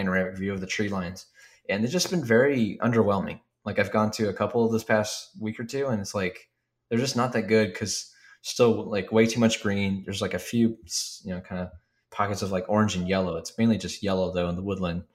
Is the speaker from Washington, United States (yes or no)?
no; Ohio, United States; our area of Ohio